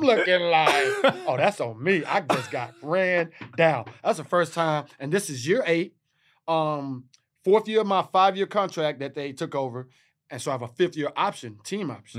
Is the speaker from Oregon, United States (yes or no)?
no; Texas, United States; I'm from Texas